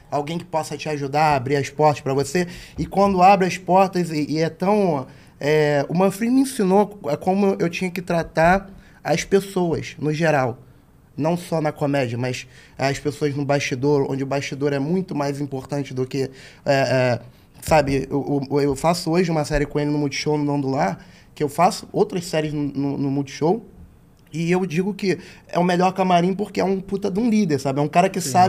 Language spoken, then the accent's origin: Portuguese; São João de Meriti, Rio de Janeiro, Brazil; Sou de São João de Meriti também